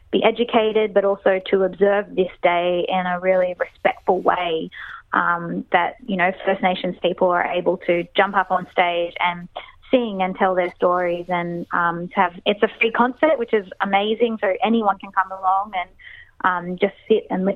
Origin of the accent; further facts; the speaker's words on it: Sydney, New South Wales, Australia; we grew up all together in Sydney